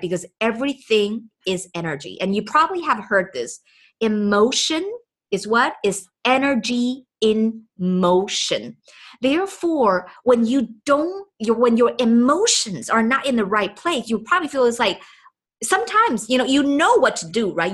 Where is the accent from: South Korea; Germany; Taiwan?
Taiwan; Taipei; first language Chinese; English is a second language; moved away; I was born and raised in Taipei, Taiwan